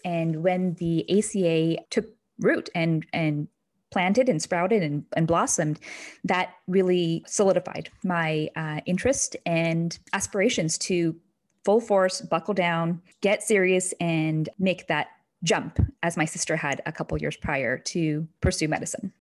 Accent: Kentucky, United States; moved away as an adult; now in New Hampshire, United States; I grew up in a small, intimate town in Kentucky

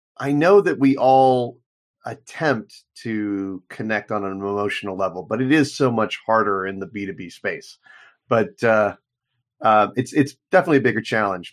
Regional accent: United States; as an American

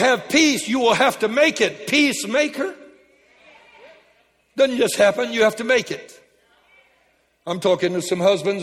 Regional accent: Lake Charles, Louisiana, United States; I was raised in Lake Charles

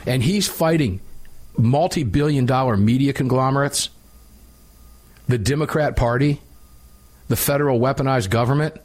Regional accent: Tampa, Florida, United States; Tampa Field Division, my hometown

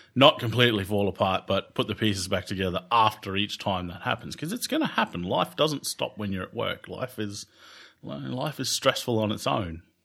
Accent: Australia; I'm Australian

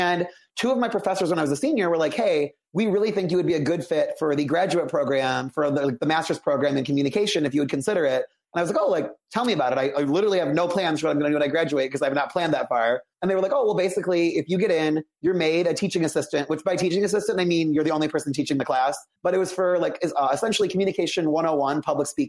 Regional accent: Aurora, Illinois, United States; I grew up in the Chicago suburbs. I grew up in Aurora, which is, like, 45 minutes west of the city

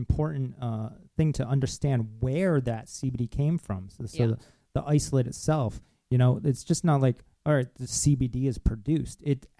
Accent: Rhode Island, United States; moved away; I'm originally from Rhode Island.

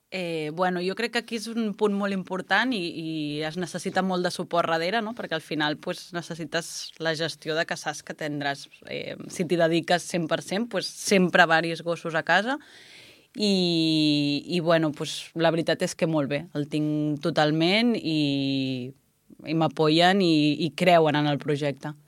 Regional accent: Puigcerdà, Catalonia, Spain; also born or lived in Prats i Sansor, Lleida; jo sóc de la Cerdanya i vaig néixer a Puigcerdà.

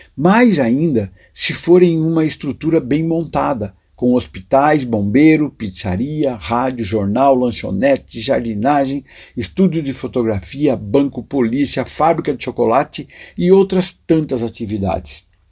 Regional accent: Buri, São Paulo, Brazil; Na primeira passagem eu tinha oito anos, vivia na cidade de Buri, onde nasci.

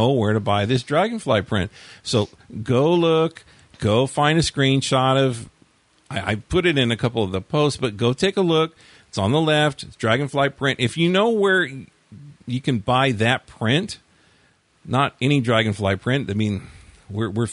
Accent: Inland Empire, California, United States; in my youth of growing up in the Inland Empire

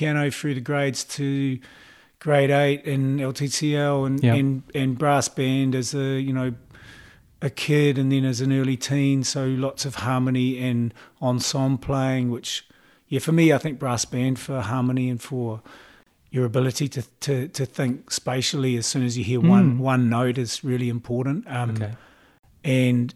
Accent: Auckland, New Zealand; I grew up in Mount Albert, okay, in Auckland

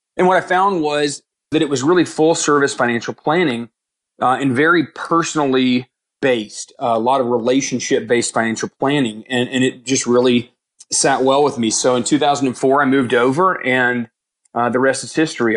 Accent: Houston, Texas, United States; now in Dallas, United States; I grew up in Houston

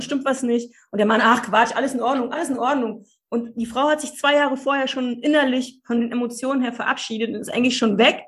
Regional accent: Cottbus, Brandenburg, Germany; Also ich bin im Osten aufgewachsen, in Cottbus, zwischen Blümchentapeten und Wäscheständern.

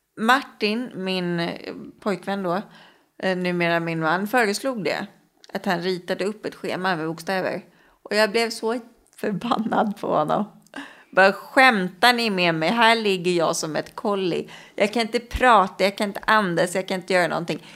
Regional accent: Stockholm, Stockholm County, Sweden; Jag är uppvuxen i Årsta, söder om Stockholm

